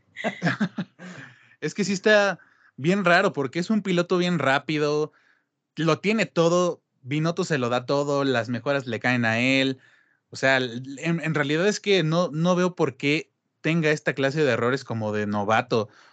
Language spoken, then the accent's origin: Spanish; Mexico; como mexicanos